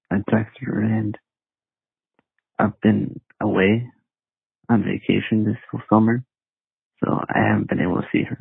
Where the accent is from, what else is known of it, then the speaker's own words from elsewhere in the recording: North Carolina, United States; I am from North Carolina.